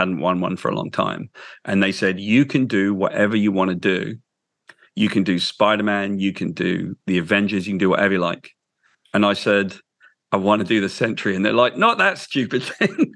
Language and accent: English; United Kingdom; I'm British